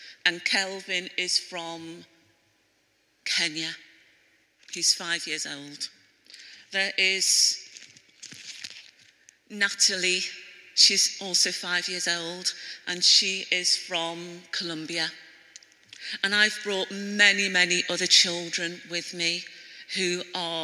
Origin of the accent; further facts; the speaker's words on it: Liverpool, North West England, United Kingdom; accent: Scouse; with a Scouse accent, I was born in Liverpool.